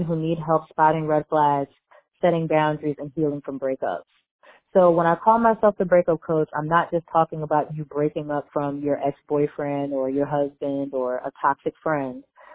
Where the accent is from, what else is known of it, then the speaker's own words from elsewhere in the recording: Philadelphia, Pennsylvania, United States; I'm from Philadelphia, PA, and that's where I call in from